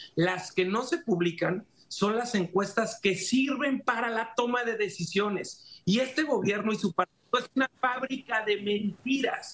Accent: Mexico; soy mexicano

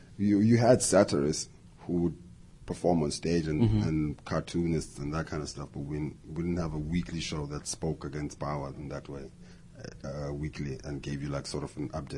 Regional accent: South Africa; and I'm a South African, and I'm like, I've got some ideas that I want to share with America in terms of humor.

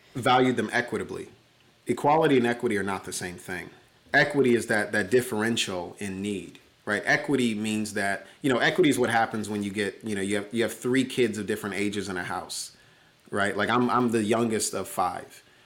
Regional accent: Chicago, Illinois, United States; that first winter, not having heat in a house in the third largest city in America

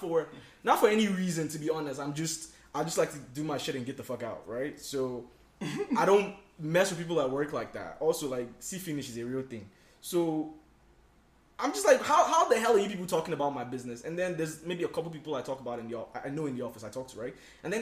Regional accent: Nigeria; accent: Nigerian; now in United States; I sound very Nigerian

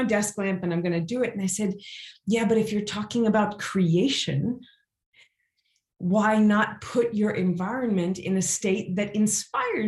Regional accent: Louisiana, United States; now in Switzerland; how I grew up in Louisiana

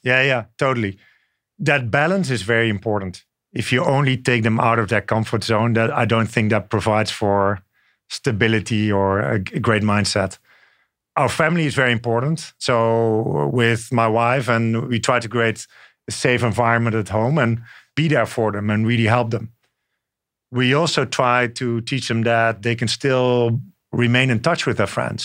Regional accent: Netherlands; moved away as an adult; also born or lived in France; now in New York, United States; I grew up in the Netherlands. And then later on, I spent time in France

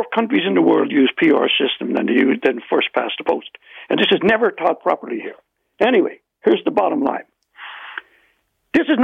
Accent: Ireland; accent: Irish; now in Canada

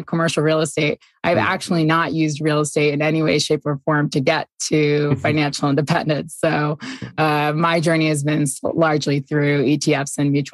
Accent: New York, United States; moved away as an adult; also born or lived in Boston / Singapore; now in Ogden, United States

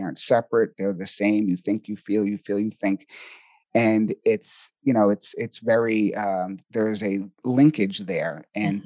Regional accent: Boston, Massachusetts, United States; accent: Boston; now in Sedona, United States; I'm originally from Boston, Massachusetts, so you might hear a little bit of a Boston accent

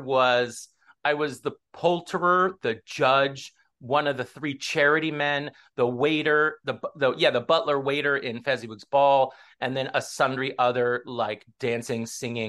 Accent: Los Angeles, California, United States; So I'm from LA. I'm from Southern California.

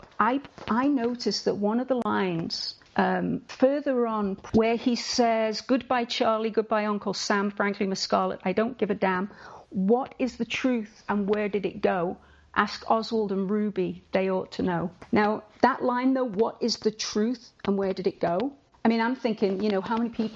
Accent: Liverpool, North West England, United Kingdom; I'm a Scouser

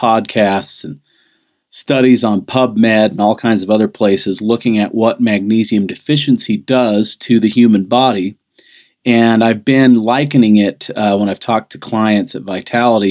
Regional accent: United States; being an American

